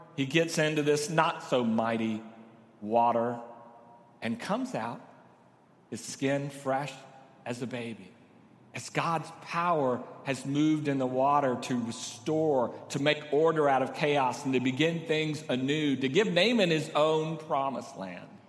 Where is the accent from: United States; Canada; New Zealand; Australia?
United States; Corpus Christi, Texas; now in San Antonio, United States; I grew up in Corpus